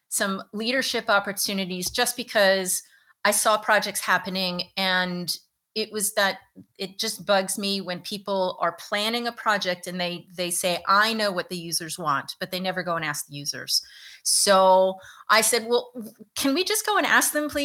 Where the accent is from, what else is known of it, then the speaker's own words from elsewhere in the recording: Virginia, United States; moved away as an adult; now in New York, United States; I'm from Virginia. I had no intention of moving to New York